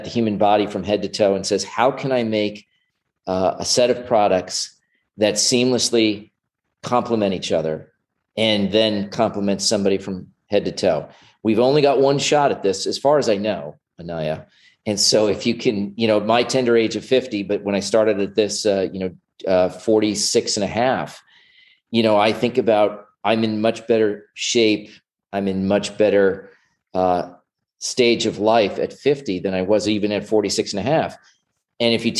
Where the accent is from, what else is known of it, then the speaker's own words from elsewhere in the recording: New Jersey, United States; moved away as an adult; also born or lived in Plano, Texas / Dallas, Texas / Hoboken, New Jersey / Manhattan, New York; I was born in New Jersey. I was raised there till I was about 18